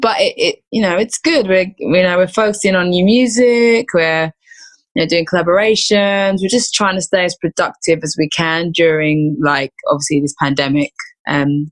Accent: Essex, East of England, United Kingdom; I grew up in Essex

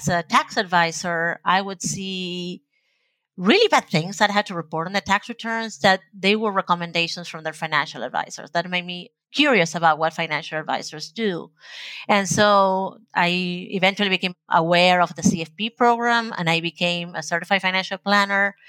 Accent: Argentina; first language Spanish; English is a second language; now in United States; I was born and raised in Argentina

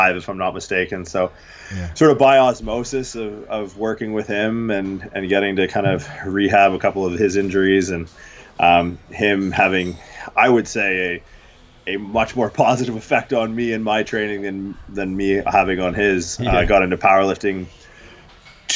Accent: Canada; growing up in Canada

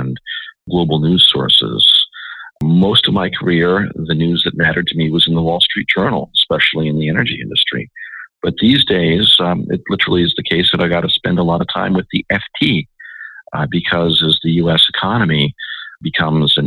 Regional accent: Washington, District of Columbia, United States; I grew up in Washington

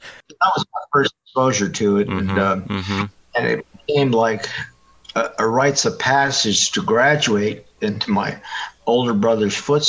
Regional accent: Montreal, Quebec, Canada; I was born in Montreal, Canada, and my dad was an alcoholic

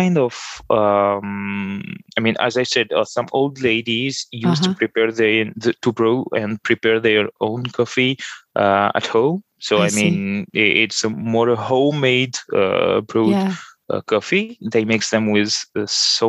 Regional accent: Tunis, Tunis Governorate, Tunisia; first language Arabic; English is a second language; now in Paris, France; I was born and I was raised in Tunis

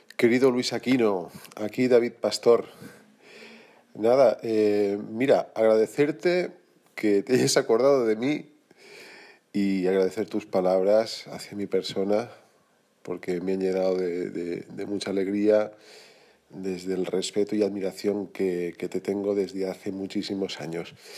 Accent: Sedaví, Valencian Community, Spain; moved away as an adult; now in Barcelona, Spain; soy de Valencia, soy valenciano, soy del mismo pueblo que Carlos Martín, soy de un pueblecito pegado a Valencia que se llama Sedaví

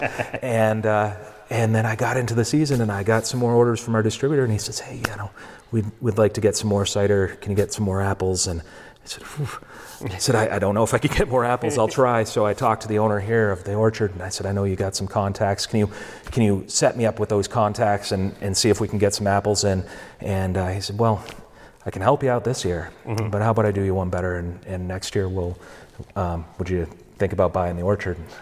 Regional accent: New Hampshire, United States; moved away as an adult; now in Vermont, United States; I was uh, born in New Hampshire, okay. raised there, came to college over here

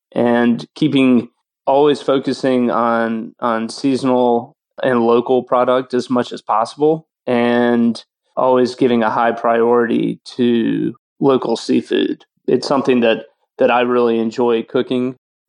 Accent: South Alabama, United States; moved away as an adult; now in New Orleans, United States; I was born in South Alabama. So Southern food has always been a huge part of my personal kind of journey into cooking. I was fortunate enough, my grandparents had a large farm

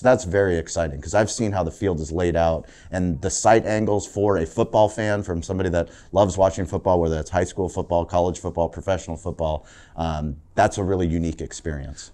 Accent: San Diego, California, United States; growing up in San Diego

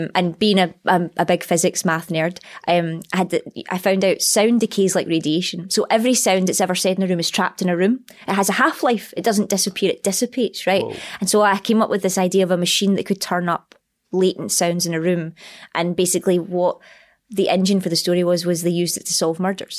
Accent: Scotland, United Kingdom; accent: Scottish; my accent

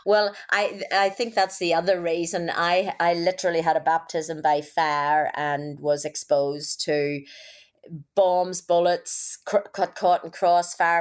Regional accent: Northern Ireland, United Kingdom; accent: Irish; moved away as an adult; also born or lived in Belfast; now in Australia; growing up in Northern Ireland

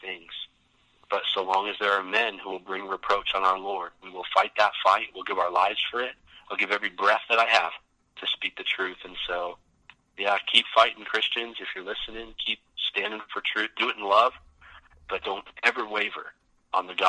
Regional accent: Vancouver, British Columbia, Canada; We're in my house in Vancouver, the house I grew up

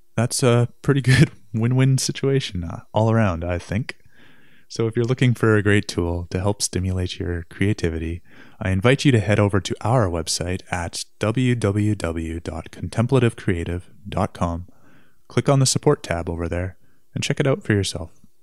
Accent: Winnipeg, Manitoba, Canada; my hometown, downtown Winnipeg

